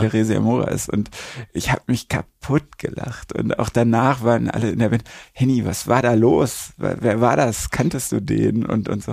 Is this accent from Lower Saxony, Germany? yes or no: no; Recklinghausen, North Rhine-Westphalia, Germany; Recklinghausen, meine Heimatstadt